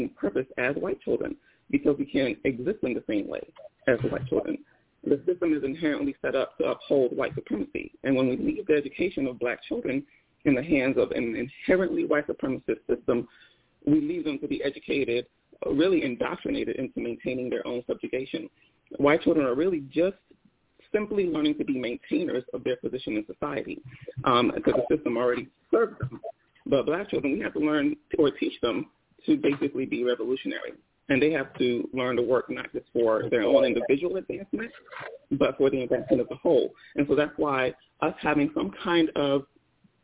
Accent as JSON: {"language": "English", "country": "Nigeria", "first_language": "Igbo", "said": "I'm Nigerian"}